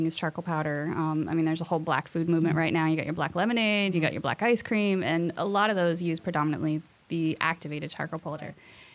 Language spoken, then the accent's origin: English; Boise, Idaho, United States; moved away; I am from Boise, Idaho